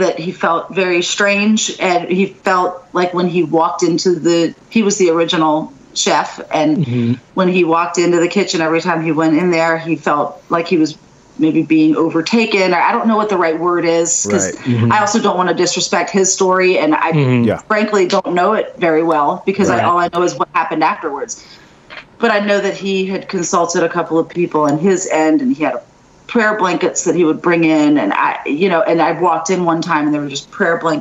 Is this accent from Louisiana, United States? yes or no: yes; New Orleans, Louisiana, United States; also born or lived in Thibodaux, Louisiana; I was born and raised in New Orleans, and then I went to college about an hour south in Thibodaux